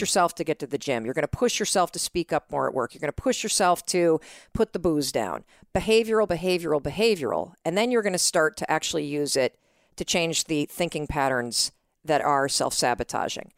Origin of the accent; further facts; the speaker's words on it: North Muskegon, Michigan, United States; moved away as an adult; also born or lived in New York City / Boston; I grew up in Western Michigan.